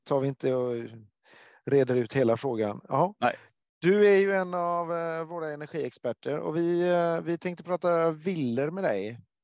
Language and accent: Swedish; Gothenburg, Västra Götaland, Sweden; jag är från Göteborg